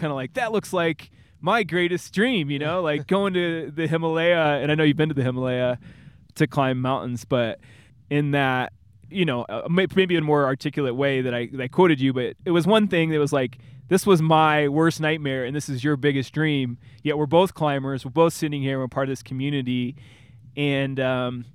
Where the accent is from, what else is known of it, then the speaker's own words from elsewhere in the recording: Illinois, United States; moved away; we're both kids from Illinois